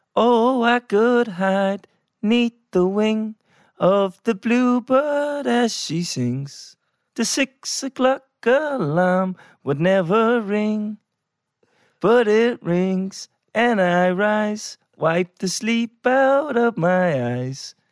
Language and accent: English; Ireland; We're Irish